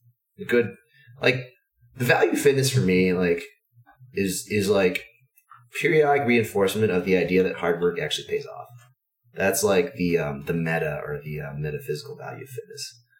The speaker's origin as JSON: {"language": "English", "region": "Texas", "country": "United States", "tie": "born or raised there", "said": "I grew up in Texas"}